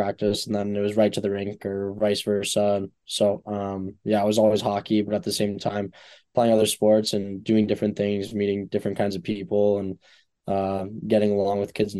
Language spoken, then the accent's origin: English; Fort Myers, Florida, United States; moved away; I'm from Fort Myers